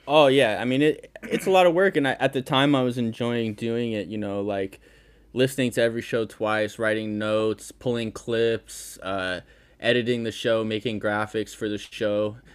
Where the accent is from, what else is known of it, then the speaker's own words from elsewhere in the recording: Connecticut, United States; I grew up in Connecticut